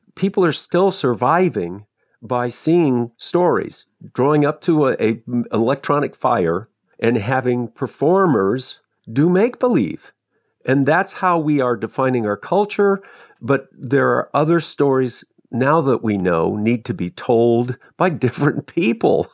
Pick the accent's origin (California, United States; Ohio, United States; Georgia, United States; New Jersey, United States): Ohio, United States; Westerville; I grew up in Westerville